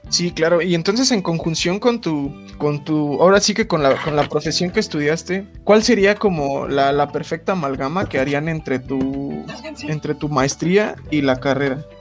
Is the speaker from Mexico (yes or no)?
yes; Acámbaro, Guanajuato, Mexico; also born or lived in Toluca; yo también llegué de Acambar, güey, con mis bolsas de pan y así, todo pueblerino